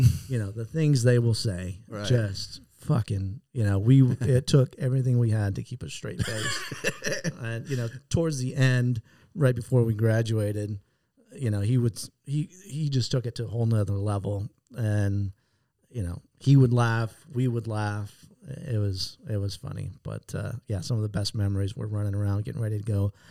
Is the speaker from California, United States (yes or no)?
yes; San Diego, California, United States; Born and raised in San Diego